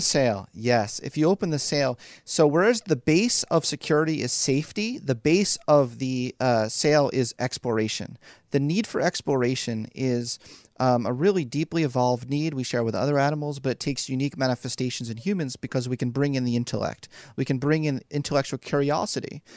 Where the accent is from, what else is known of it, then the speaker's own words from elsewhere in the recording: Philadelphia, Pennsylvania, United States; moved away as an adult; also born or lived in New York City; I was born and raised in Philly